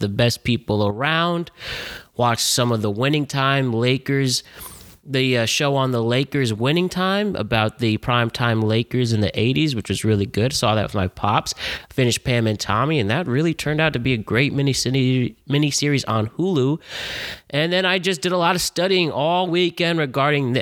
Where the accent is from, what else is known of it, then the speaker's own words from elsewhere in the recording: Connecticut, United States; growing up in Connecticut, UConn was a big deal back then